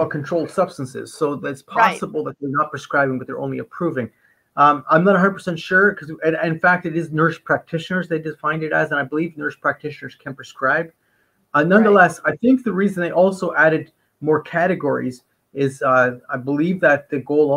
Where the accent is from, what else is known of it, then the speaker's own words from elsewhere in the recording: Canada; I'm a Canadian